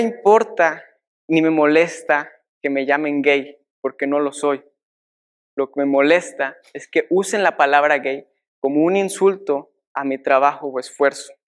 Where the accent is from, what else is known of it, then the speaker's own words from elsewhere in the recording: Mexico; como mexicanos